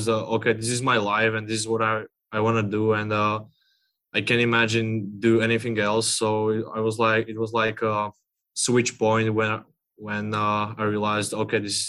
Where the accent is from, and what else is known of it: Slovakia; English is a second language; now in Seattle, United States